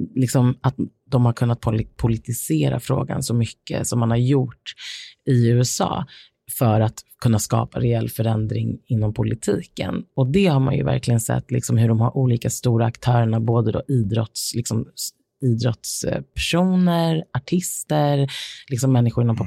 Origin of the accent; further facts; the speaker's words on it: Sweden; här hemma i Sverige